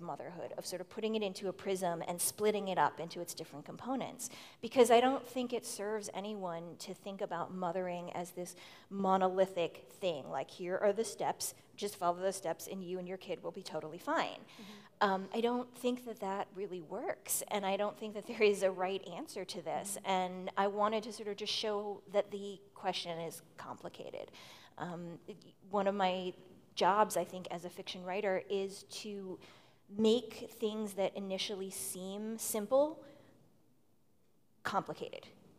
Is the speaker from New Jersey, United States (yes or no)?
no; Boston, Massachusetts, United States; I come from Boston.